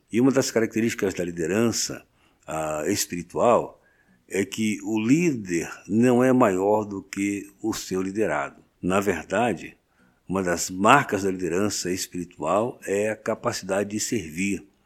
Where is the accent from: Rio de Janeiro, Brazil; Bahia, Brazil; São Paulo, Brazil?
Rio de Janeiro, Brazil; Sou carioca, do bairro de Irajá